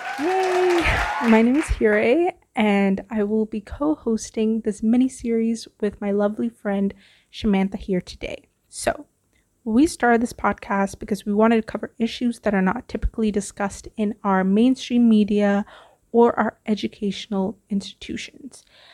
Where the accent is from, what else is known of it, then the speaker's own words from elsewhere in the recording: Vancouver, British Columbia, Canada; also born or lived in Toronto; now in Singapore; moved to Canada when I was 10 years old in search of, you know, just a better life. I spent my time growing up in Vancouver. I moved to Toronto. I'm currently back in Singapore.